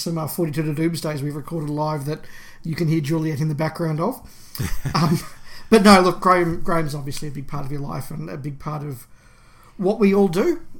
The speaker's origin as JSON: {"language": "English", "country": "New Zealand", "moved": "yes", "lives_now": "Australia", "said": "I am from New Zealand, but have lived here since the 90s, so my childhood Doctor Who was back in Kiwiland"}